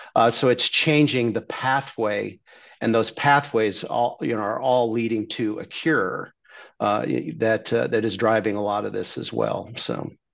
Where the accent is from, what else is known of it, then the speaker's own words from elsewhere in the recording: Redondo Beach, California, United States; now in Dallas, United States; I grew up in Redondo Beach, California